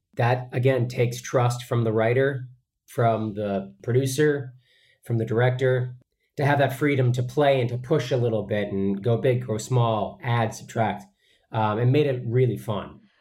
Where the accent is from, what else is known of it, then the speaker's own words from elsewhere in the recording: Boston, Massachusetts, United States; growing up in Boston